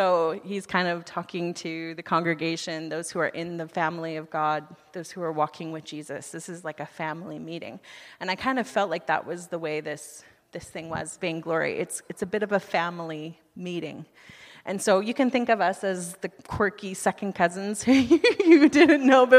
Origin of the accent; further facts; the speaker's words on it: United States; moved away as an adult; now in Canada; I'm from the United States